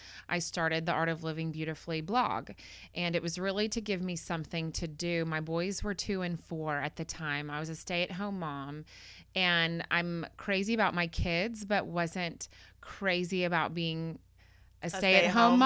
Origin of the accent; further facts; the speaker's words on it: McKinney, Texas, United States; I grew up in McKinney, and I graduated from McKinney High School